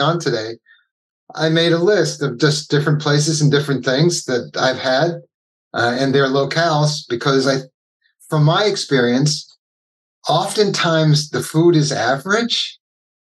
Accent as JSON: {"language": "English", "area": "Long Island", "region": "New York", "country": "United States", "tie": "born or raised there", "said": "I grew up on Long Island"}